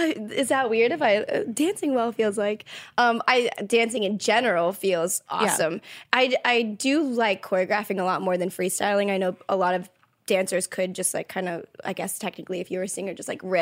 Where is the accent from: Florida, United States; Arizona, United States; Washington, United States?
Florida, United States; Orlando; moved away as an adult; also born or lived in Jacksonville, Florida; now in Los Angeles, United States; I was born in Jacksonville, but I lived all my life in Orlando.